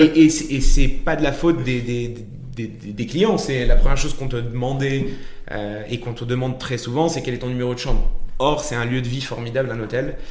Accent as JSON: {"language": "French", "town": "Marrakech", "region": "Marrakesh-Safi", "country": "Morocco", "tie": "born or raised there", "moved": "as an adult", "lives_now": "France", "said": "Franco-américain, mais j'ai eu, euh, j'ai eu la chance de, de, grandir et de naître à Marrakech. Euh, et donc j'ai passé 18 euh, ans au Maroc jusqu'à jusqu'à mon bac."}